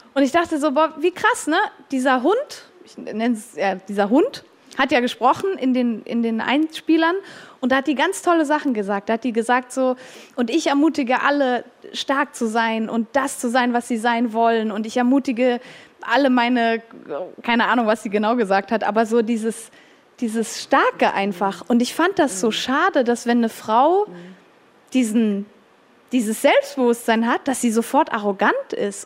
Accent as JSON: {"language": "German", "country": "Switzerland", "said": "ich bin auch Schweizerin"}